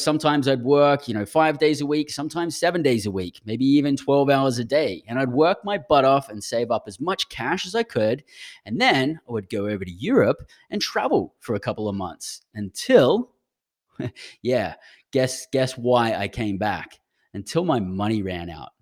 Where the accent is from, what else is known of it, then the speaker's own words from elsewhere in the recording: Brisbane, Queensland, Australia; accent: Australian; moved away as an adult; now in United States; I actually grew up in Brisbane.